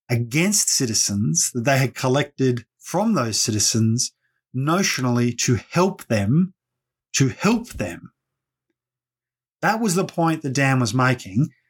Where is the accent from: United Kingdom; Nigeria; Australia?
Australia; Victoria; Thorpe no more represents every Aboriginal person than I can claim to represent every Victorian because I'm from Victoria.